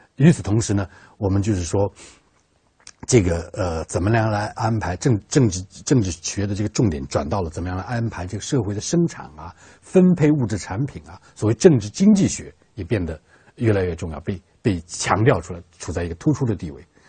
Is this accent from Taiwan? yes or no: no; China; 我们中国人